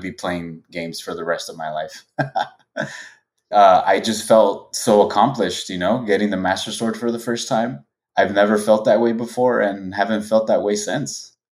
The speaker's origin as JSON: {"language": "English", "town": "Los Angeles", "region": "California", "country": "United States", "tie": "born or raised there", "said": "I was born and raised in Los Angeles."}